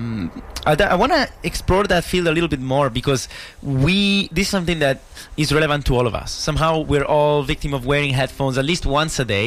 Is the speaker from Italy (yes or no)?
yes; Italy; now in Vancouver, Canada; us coming from Italy and knowing what it is to be there and what it is to be here